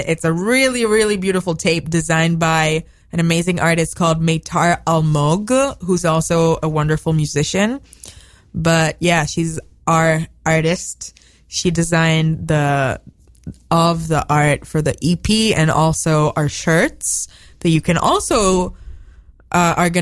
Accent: Israel; accent: Israeli; moved away as an adult; now in United States; My Israeli accent

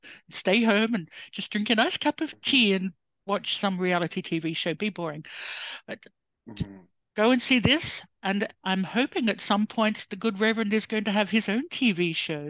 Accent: Kalgoorlie, Western Australia, Australia; I come from Bush. I'm Bush too, I know. I come from Kalgoorlie

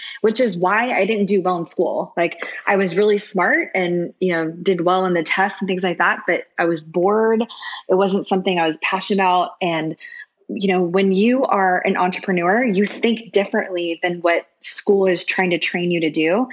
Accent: Orlando, Florida, United States; also born or lived in Miami, Florida; now in Dallas, United States; I was originally born in Miami and grew up in Orlando

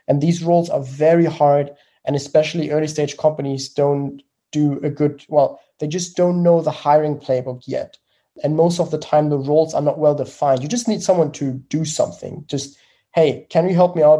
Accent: Germany; accent: German; English is a second language; I'm from Germany, as you may have heard from the accent

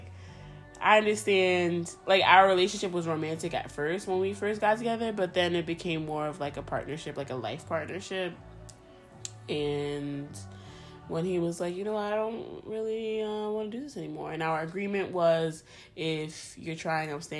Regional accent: New Jersey, United States; first language Spanish; English is a second language; I was born and raised in New Jersey, but my family, my mom and dad are both from Honduras.

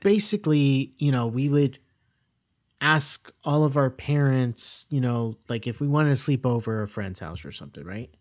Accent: South Florida, United States; we grew up in South Florida

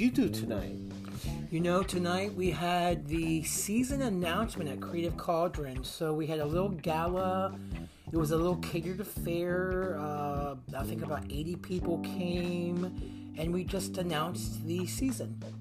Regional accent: United States; I was born and raised about three miles down that road on a little itty bitty farm.

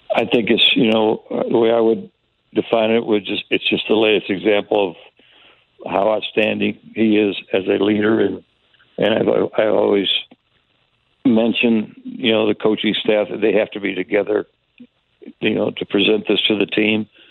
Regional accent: Tampa, Florida, United States; moved away; when I was a kid, I grew up in Tampa

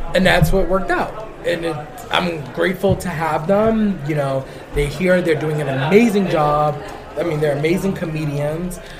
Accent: New York City, New York, United States; I'm Puerto Rican. I grew up in the Bronx

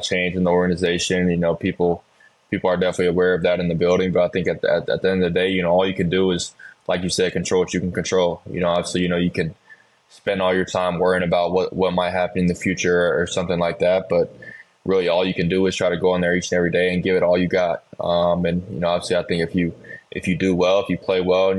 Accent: Charlotte, North Carolina, United States; I grew up in Charlotte, North Carolina

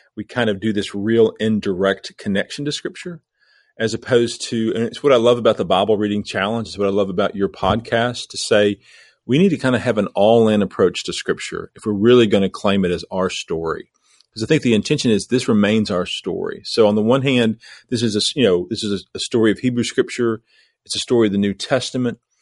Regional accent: southeast Missouri, United States; moved away as an adult; also born or lived in Lexington, Kentucky / Asheville, North Carolina; now in Knoxville, United States; I grew up in the cradle of civilization in southeast Missouri.

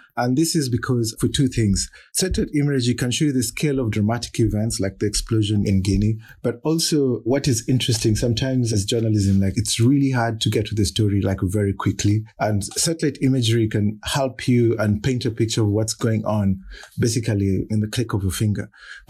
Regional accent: Kenya; he's as Kenyan as I am.

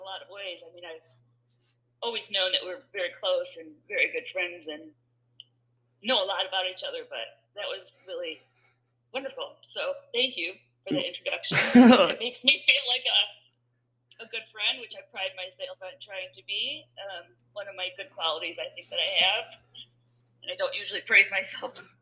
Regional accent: Michigan, United States; I'm from Michigan, so we had, you know, we burnt couches in a cornfield

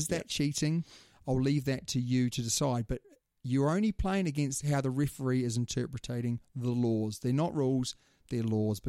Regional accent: New Zealand; being a New Zealander

